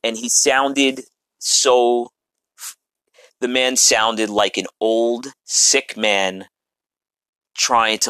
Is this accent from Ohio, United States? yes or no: no; New York City, New York, United States; I'm a New Yorker